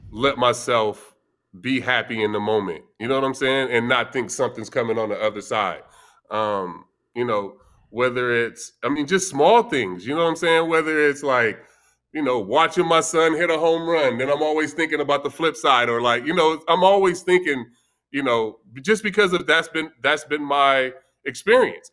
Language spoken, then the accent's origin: English; Vallejo, California, United States; growing up, I grew up in, uh, in Vallejo, California